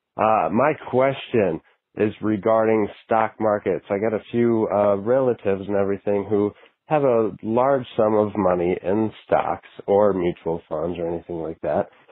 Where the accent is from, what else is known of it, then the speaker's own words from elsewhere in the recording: Wisconsin, United States; I'm from Wisconsin.